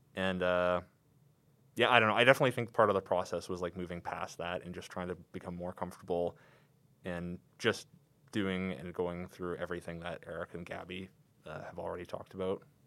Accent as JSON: {"language": "English", "town": "Calgary", "region": "Alberta", "country": "Canada", "tie": "born or raised there", "said": "I'm from here in Calgary, you know. I've never, never lived anywhere else but here"}